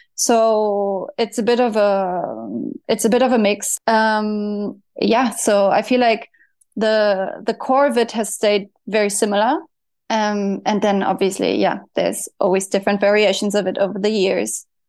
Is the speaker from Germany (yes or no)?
yes; Germany; I grew up in Germany.